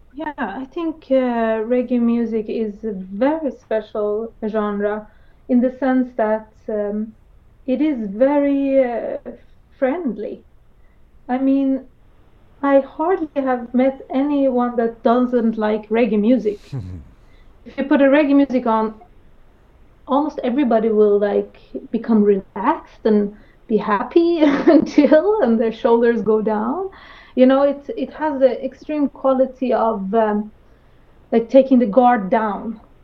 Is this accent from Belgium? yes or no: no; Sweden; growing up in Sweden